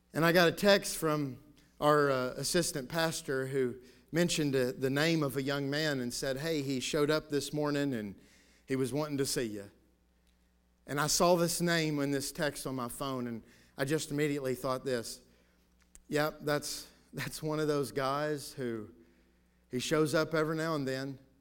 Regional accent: United States; I'm thankful to be a citizen of the United States of America

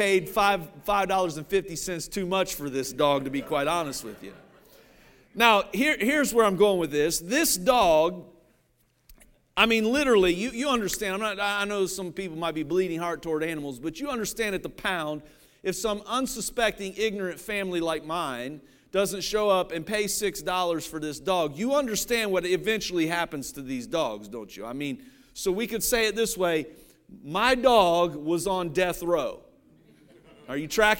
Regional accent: Cincinnati, Ohio, United States; I grew up in Cincinnati, Ohio.

